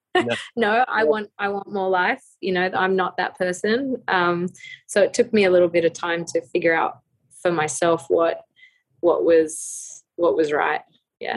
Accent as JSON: {"language": "English", "country": "Australia", "said": "being Australian"}